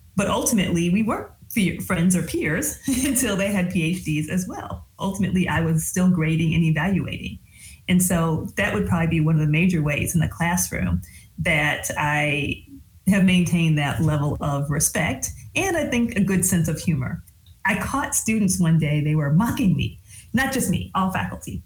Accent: Michigan, United States; moved away as an adult; also born or lived in New England / mid South; So I grew up in the Midwest. I grew up in Michigan and I am a GM baby

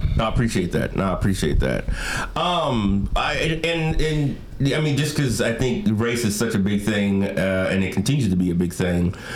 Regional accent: Bay Area, California, United States; I from the Bay Area originally

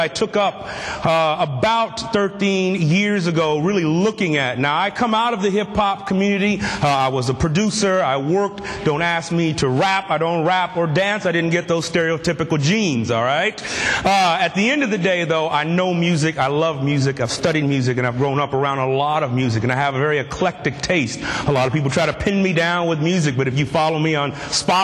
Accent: Southern California, United States; I'm actually from Southern California

